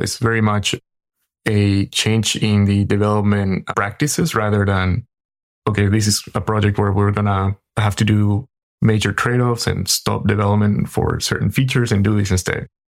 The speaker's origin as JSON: {"language": "English", "country": "Paraguay", "moved": "yes", "lives_now": "San Francisco Bay Area, United States", "said": "I am in the San Francisco Bay Area, but I'm originally from Paraguay, in South America"}